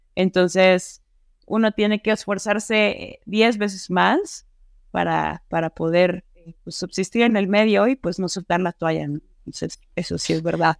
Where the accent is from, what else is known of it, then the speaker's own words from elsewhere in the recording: Mexico; acá en México